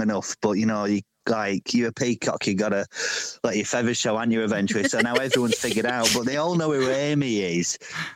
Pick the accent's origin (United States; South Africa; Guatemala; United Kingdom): United Kingdom; Bradford, Yorkshire and the Humber; also born or lived in London / Manchester; now in Hadrian's Wall borderlands, United Kingdom; I'm originally from Bradford, best city in the world